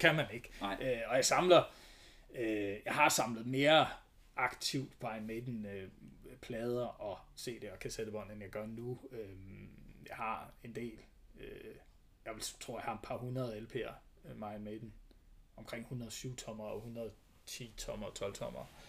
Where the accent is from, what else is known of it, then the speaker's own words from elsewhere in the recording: Thy, North Denmark Region, Denmark; jeg er opvokset i Thy